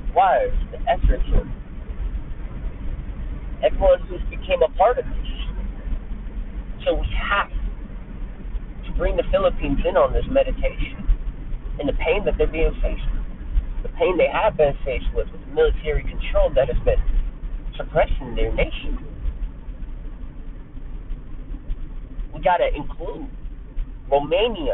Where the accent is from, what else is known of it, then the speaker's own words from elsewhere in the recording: United States; I'm an American myself